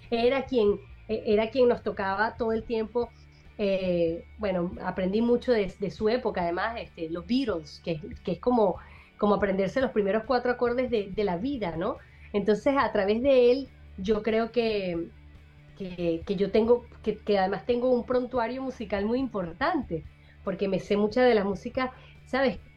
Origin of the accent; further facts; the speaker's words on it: Venezuela; Eh, Venezuela, yo soy venezolana, mi acento, mis comidas, mis primeras veces. Mi país, mi, orgullo, mis sentimientos nacionales.